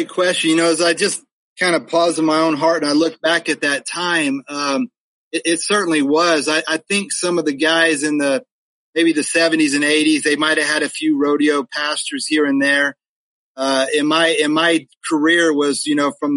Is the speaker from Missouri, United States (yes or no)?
no; Reno, Nevada, United States; moved away; also born or lived in California / Texas; he would eventually move to Reno, Nevada, where I competed in high school rodeo. We were there my junior high and high school years